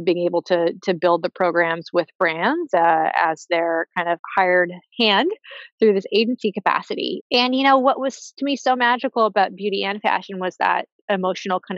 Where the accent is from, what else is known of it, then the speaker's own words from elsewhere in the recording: Hawaii, United States; I grew up in Hawaii, was very immersed in a beautiful environment